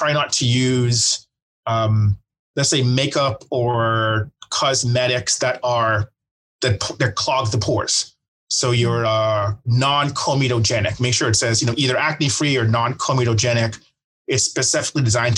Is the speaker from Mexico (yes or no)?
no; Bahamas; now in Dallas, United States; I'm from the Bahamas originally